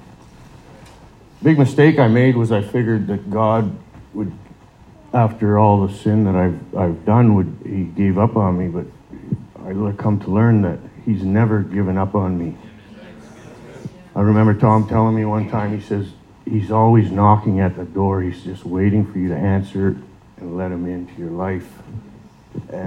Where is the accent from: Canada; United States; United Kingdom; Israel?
Canada; Sault Ste. Marie, Ontario; moved away; I'm originally from Sault Ste. Marie, Ontario